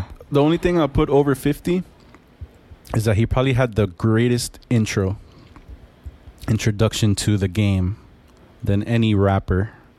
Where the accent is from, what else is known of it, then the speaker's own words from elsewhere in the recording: New York City, New York, United States; now in Miami, United States; I trust me, I'm from Brooklyn, so I get a lot of flack for this.